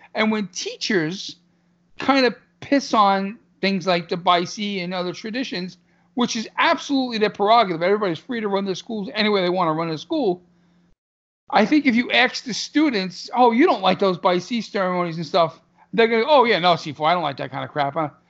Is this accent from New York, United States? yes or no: yes; New York City, New York, United States; I'm from Brooklyn